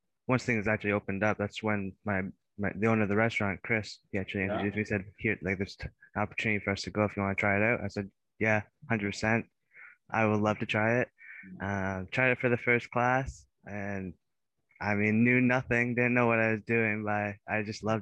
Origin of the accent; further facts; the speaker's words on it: Belleville, Ontario, Canada; moved away as an adult; now in Waterloo, Canada; initially I'm from Belleville, Ontario, so it's just a lot smaller town